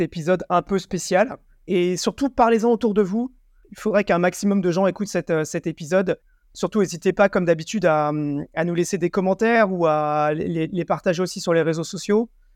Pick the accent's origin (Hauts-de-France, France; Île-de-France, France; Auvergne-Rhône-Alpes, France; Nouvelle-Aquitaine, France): Île-de-France, France; Paris; je venais de France et de Paris